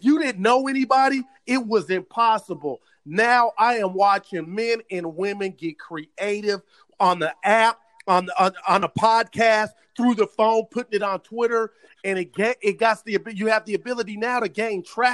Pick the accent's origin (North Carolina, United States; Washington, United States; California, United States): California, United States; Oakland; I was born in Oakland.